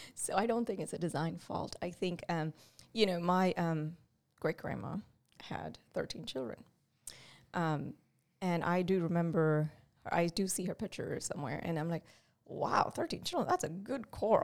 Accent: India; moved away as an adult; I grew up in India

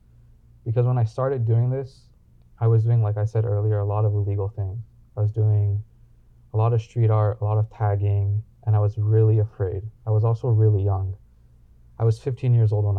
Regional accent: Los Angeles, California, United States; growing up in Los Angeles

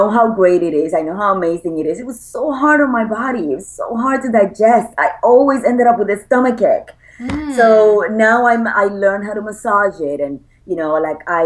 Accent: Puerto Rico; I'm an island girl. I was born and raised in Puerto Rico.

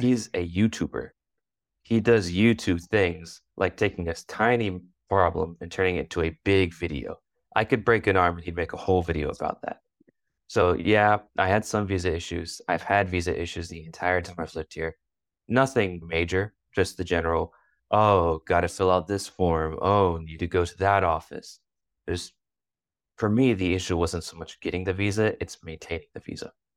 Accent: United States; moved away as an adult; now in Russia; growing up in America

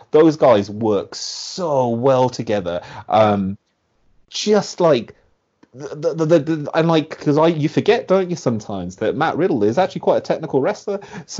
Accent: Birmingham, West Midlands, United Kingdom; so like Pete Dunne's from Birmingham, yeah? I am also from Birmingham.

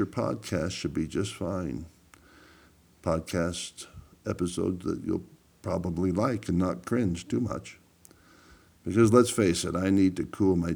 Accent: Powell, Wyoming, United States; moved away; we grew up in Powell, Wyoming

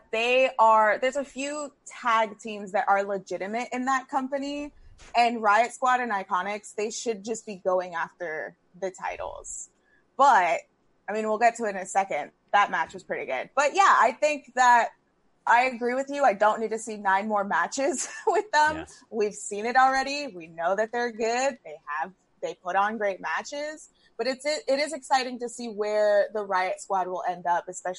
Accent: New York, United States; I'm a New Yorker

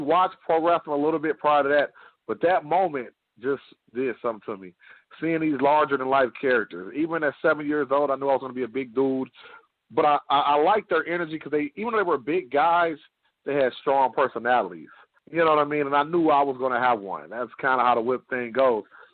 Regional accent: Detroit, Michigan, United States; I'm from Detroit, Michigan

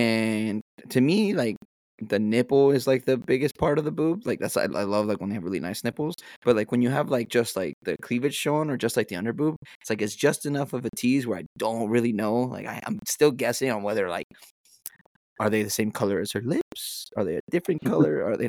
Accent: Arizona, United States; now in California, United States; I grew up in Arizona, so.

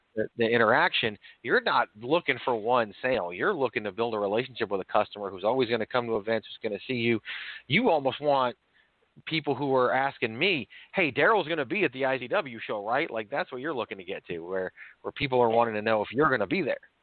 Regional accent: Virginia, United States; also born or lived in New York; I was born in New York, but I actually grew up in Virginia

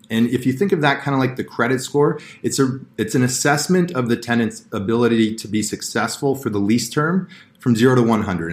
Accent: Toronto, Ontario, Canada; I grew up in Toronto here

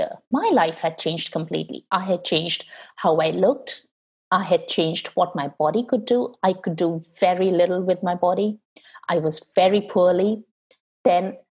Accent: India; moved away as an adult; when I was growing up in India, growing up in a highly patriarchal culture

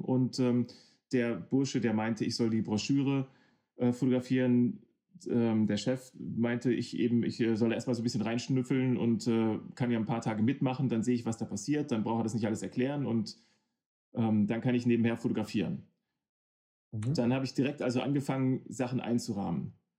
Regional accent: Hanover, Lower Saxony, Germany; ich komme aus Hannover

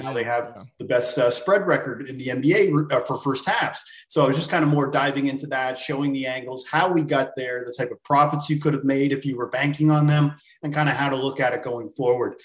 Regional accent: Canada; I am from Canada

